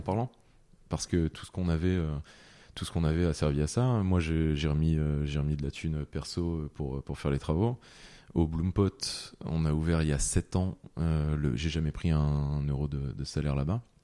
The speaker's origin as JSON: {"language": "French", "area": "French Flanders", "region": "Hauts-de-France", "country": "France", "said": "j'ai toujours été fier de venir euh, de la Flandre"}